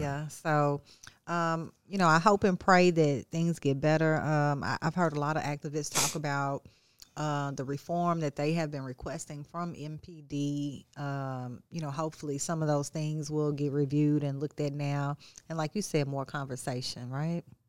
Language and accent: English; Texas, United States; now in Memphis, United States; my hometown of, uh, Texas